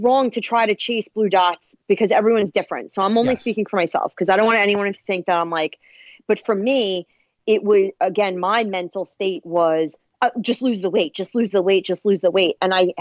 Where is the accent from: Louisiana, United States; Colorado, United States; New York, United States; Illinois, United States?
New York, United States; Long Island; accent: Long Island